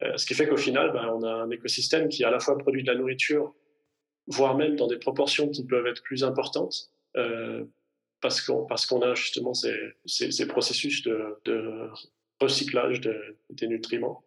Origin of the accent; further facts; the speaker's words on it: Provence-Alpes-Côte d'Azur, France; moved away as an adult; now in Zurich, Switzerland; je vis en Suisse, mais je suis originaire des Hautes-Alpes en France